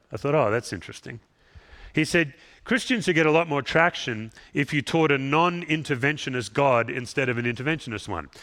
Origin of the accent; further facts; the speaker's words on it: Australia; moved away; I'm an Aussie